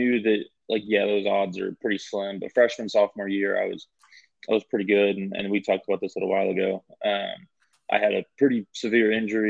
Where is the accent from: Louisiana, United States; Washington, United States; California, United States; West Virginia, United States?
Louisiana, United States; Because I'm from Louisiana originally. I was born and raised there. I was a huge LSU fan.